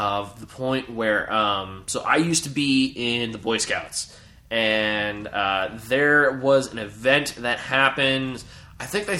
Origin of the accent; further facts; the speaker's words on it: New Jersey, United States; moved away as an adult; now in New York, United States; I grew up in Jersey, by the way, for the most part in Jersey. Like, I'm from Jersey originally. I may live in New York right now, but I'm originally from Jersey